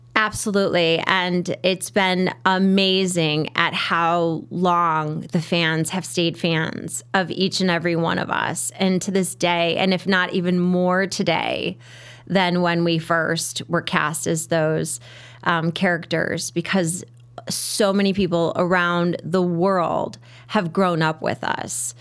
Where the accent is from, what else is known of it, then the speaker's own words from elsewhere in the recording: Merrionette Park, Illinois, United States; growing up in Marionette Park, there was Mount Greenwood Park